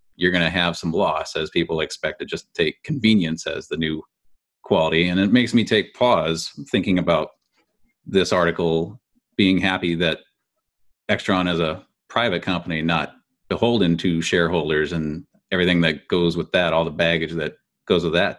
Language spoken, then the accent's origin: English; California, United States; Being a Californian